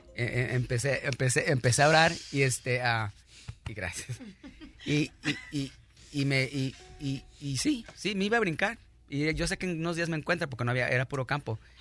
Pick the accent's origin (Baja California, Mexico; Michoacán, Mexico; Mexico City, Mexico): Baja California, Mexico; Rosarito; now in United States; Yo soy de Rosarito, Baja California